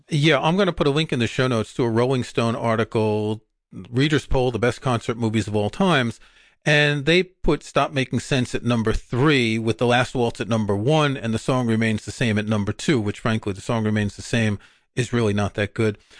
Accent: New York City, New York, United States; growing up in Queens, New York, and we would go to a movie theater in Forest Hills

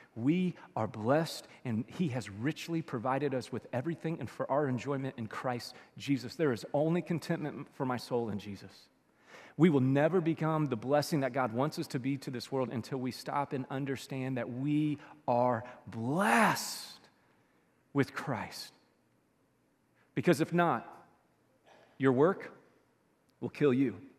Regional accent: Louisville, Kentucky, United States; we grew up in South Louisville for a couple of years

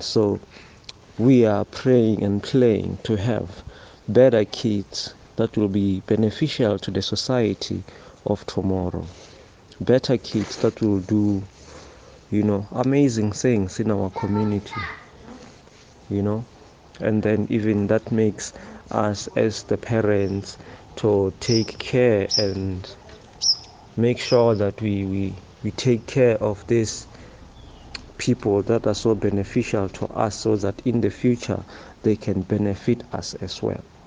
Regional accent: Northern Cape, South Africa; originally I'm from Northern Cape

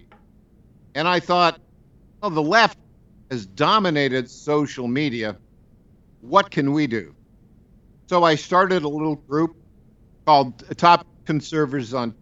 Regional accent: Plattsburgh, New York, United States; moved away as an adult; also born or lived in Dannemora, New York; I grew up in Plattsburgh, New York, and Dannemora, New York

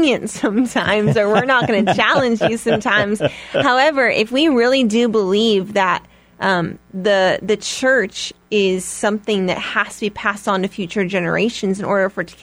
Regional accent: Chicago, Illinois, United States; I'm from Chicago, and I've always lived in Chicago

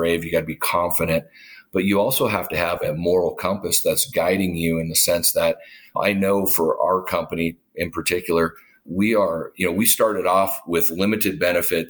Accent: Duluth, Minnesota, United States; moved away as an adult; my hometown in Duluth

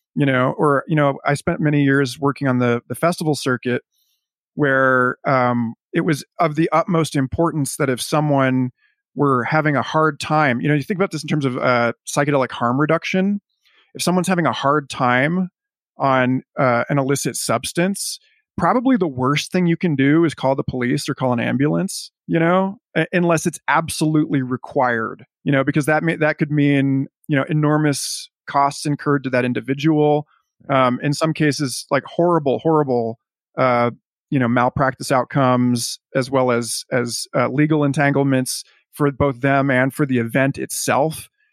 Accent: United States; as an American

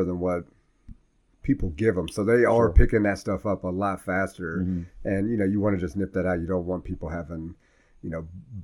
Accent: Columbus, Indiana, United States; I'm from Columbus, Indiana, 37

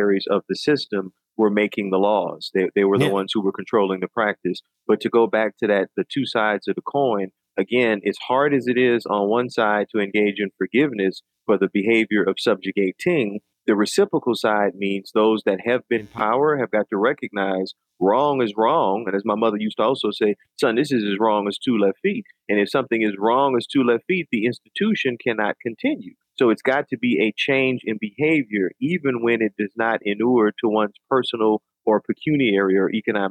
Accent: New Orleans, Louisiana, United States; I'm from New Orleans and food is such a part of the culture.

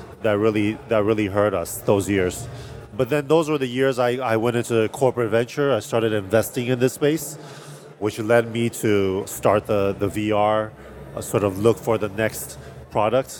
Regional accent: Taiwan; moved away as an adult; also born or lived in California; I was born and raised in Taiwan

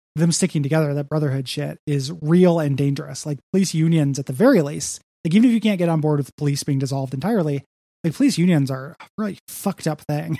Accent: DeKalb, Illinois, United States; moved away; my hometown of DeKalb, Illinois

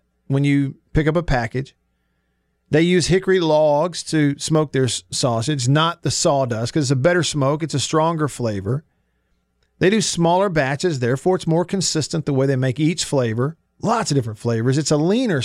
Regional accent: Tupelo, Mississippi, United States; Tupelo's my hometown

